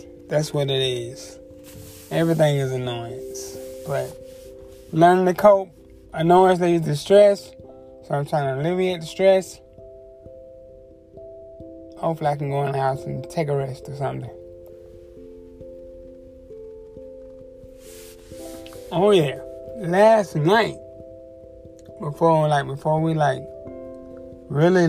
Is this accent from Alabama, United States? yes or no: no; Des Moines, Iowa, United States; now in Georgia, United States; I grew up in Des Moines, Iowa